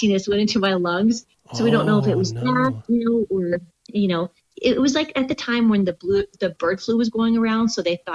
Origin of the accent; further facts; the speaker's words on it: Southern California, United States; moved away; also born or lived in Washington / Oklahoma / Minnesota; I grew up in Southern California